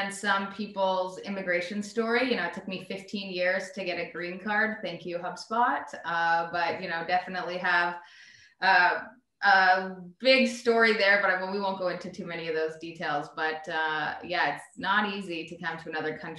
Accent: Canada; moved away as an adult; now in United States; So I'm from Canada. I'm Canadian. I came to the US to go to school and to play soccer a long time ago

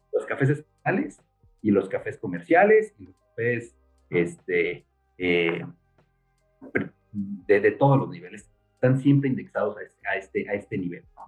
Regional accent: Mexico City, Mexico; yo soy chilango y, crecí aquí en la Ciudad de México

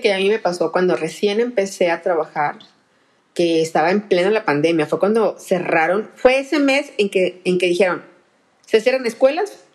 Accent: Monterrey, Nuevo León, Mexico; yo soy la regia

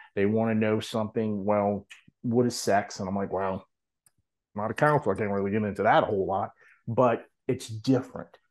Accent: New Orleans, Louisiana, United States; now in Hattiesburg, United States; originally I'm from New Orleans, but now I live in Hattiesburg, Mississippi

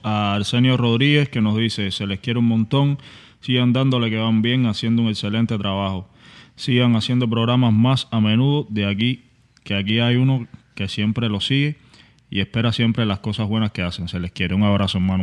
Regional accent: Cuba; soy un cubano igual que tú

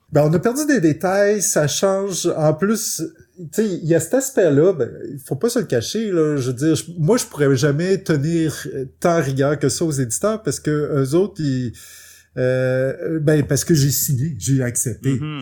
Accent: Quebec, Canada; c'est la chance d'être québécois, puis de, pour la plupart, on grandit avec les bibliothèques de nos parents

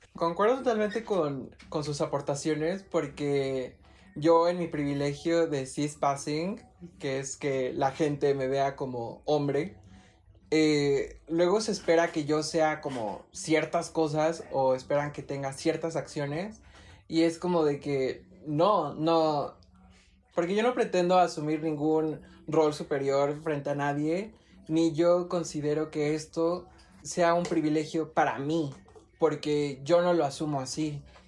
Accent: Mexico; México, este, clase media baja

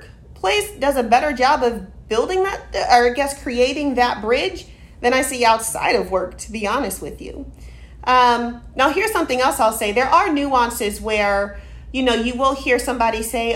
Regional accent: Austin, Texas, United States; I grew up in Austin, educated here

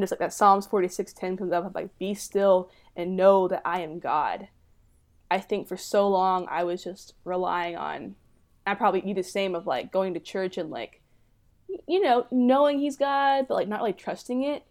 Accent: Dallas, Texas, United States; I'm from the Dallas, Texas area.

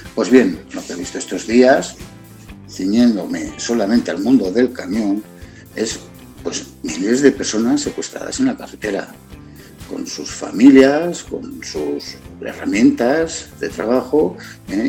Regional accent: Barcelona, Catalonia, Spain; also born or lived in Montseny; soy de Barcelona, nacido, he vivido 40 años en la capital, 10 años más en el Montseny, es decir, que soy catalán

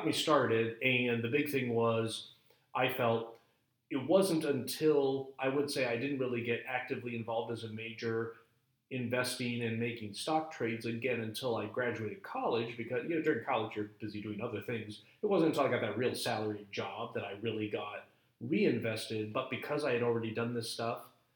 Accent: Chicago, Illinois, United States; I grew up in Chicago

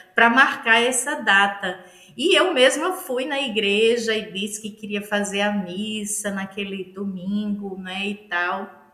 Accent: Northeast Region, Brazil; accent: nordestino; Mulher nordestina

